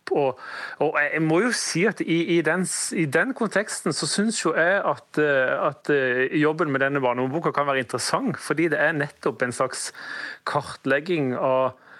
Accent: Sørlandet, Norway; Jeg sier vel kanskje som sørlending så sier vel 'heiane'

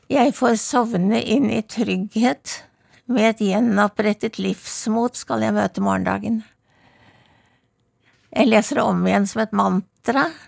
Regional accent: Oslo, Norway; now in Bærum, Norway; Jeg var, var født i Vestjensgaten, og så vokste jeg opp på Blindern Vestre Aker.

